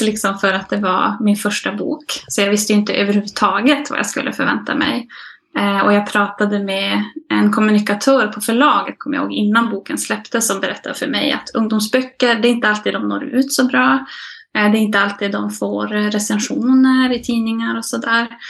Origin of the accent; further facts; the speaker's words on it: Malmberget, Norrbotten County, Sweden; moved away as an adult; now in Jokkmokk, Sweden; Jag är född och uppvuxen i Malmberget, eh, men jag bor nu i Jokkmokk sedan några år tillbaka